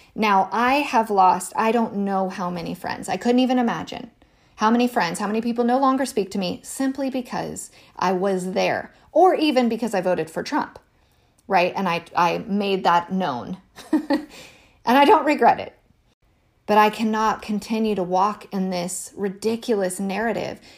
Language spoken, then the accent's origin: English; United States; as an American